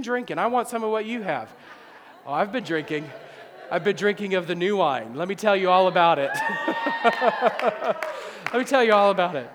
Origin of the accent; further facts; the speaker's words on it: New Orleans, Louisiana, United States; we're from New Orleans